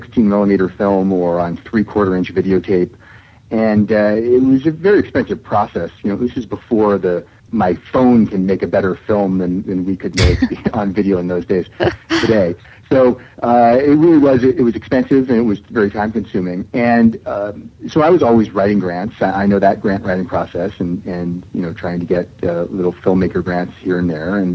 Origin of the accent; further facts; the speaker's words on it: Seattle, Washington, United States; moved away; also born or lived in New York; my family moved from New York to Seattle, which is my hometown.